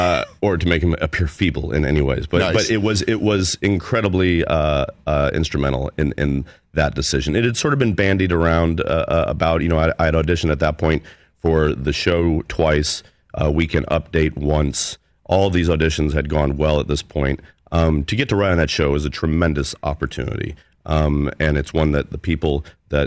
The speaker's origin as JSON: {"language": "English", "town": "Overland Park", "region": "Kansas", "country": "United States", "tie": "born or raised there", "said": "Overland Park."}